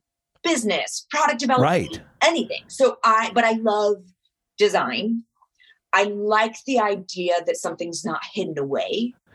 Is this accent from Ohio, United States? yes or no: no; Ojai, California, United States; I grew up in Ojai, which is, you know, just north of LA.